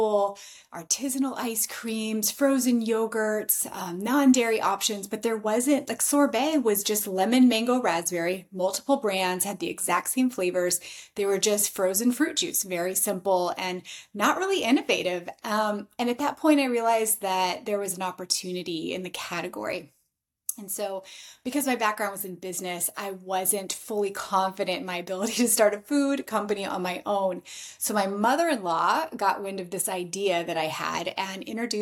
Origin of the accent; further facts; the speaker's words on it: Alaska, United States; moved away; also born or lived in New York City; I am from Alaska originally.